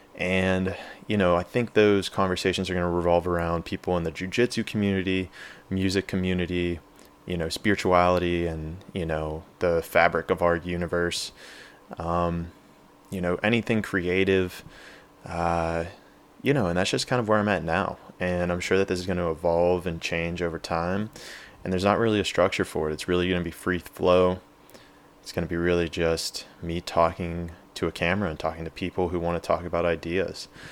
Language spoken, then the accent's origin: English; Pittsburgh, Pennsylvania, United States; moved away as an adult; also born or lived in San Diego, California; I grew up in Pittsburgh, P